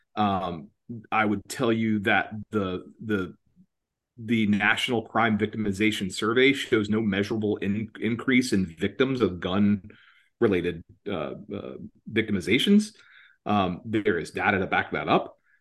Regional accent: Georgia, United States; moved away; also born or lived in Atlanta / Washington, D.C.; My home state, Georgia, where I'm from originally

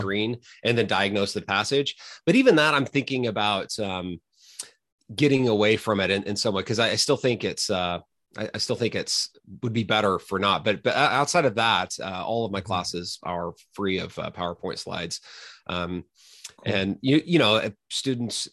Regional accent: Mustang, Oklahoma, United States; moved away as an adult; also born or lived in Texas / California; now in Toronto, Canada; I'm originally from Oklahoma

